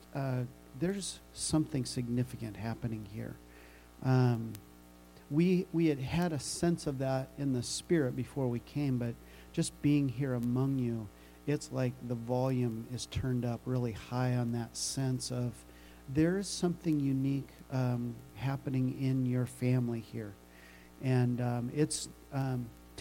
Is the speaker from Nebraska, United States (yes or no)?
yes; Nebraska, United States; moved away as an adult; also born or lived in Omaha, Nebraska; I am originally from Nebraska